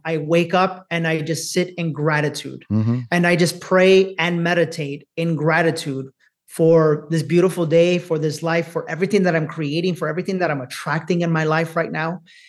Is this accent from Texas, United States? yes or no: no; Bronx, New York, United States; to think poor me because I'm a Latino, to think poor me because I grew up in the Bronx, to think poor me because I'm a woman